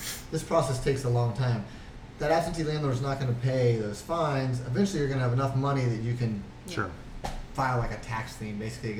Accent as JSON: {"language": "English", "region": "Montana", "country": "United States", "lives_now": "Cleveland, United States", "said": "Yeah, I, like I said, I came from Montana. I've spent the last few years convincing my friends that are like, why in the hell would you leave Montana and go to Cleveland?"}